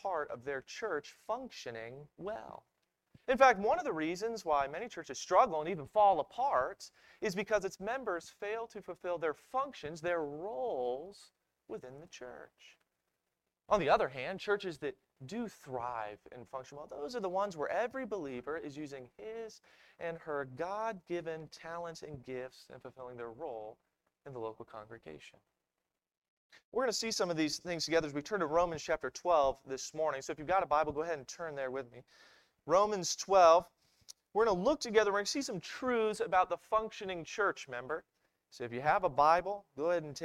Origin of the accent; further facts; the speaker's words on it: Maryland, United States; I'm from Maryland